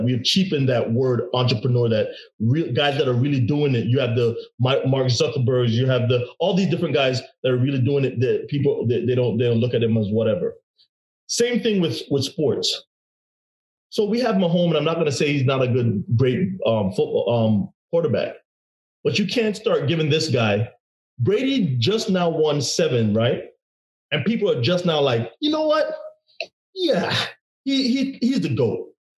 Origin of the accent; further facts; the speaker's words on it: Jamaica; also born or lived in New York; I'm originally from Jamaica, but New York, you know what I'm saying?